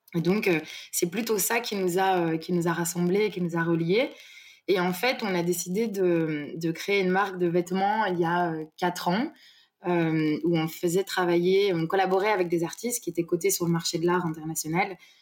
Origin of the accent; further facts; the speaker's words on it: Brussels, Brussels-Capital Region, Belgium; now in Marseille, France; je viens de, de Bruxelles.